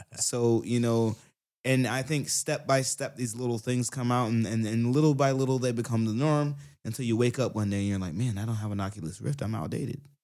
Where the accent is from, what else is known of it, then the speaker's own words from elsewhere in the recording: Brunswick, Georgia, United States; now in Tokyo, Japan; I'm from Brunswick, Georgia, and a lot of guys are really hard and gangster there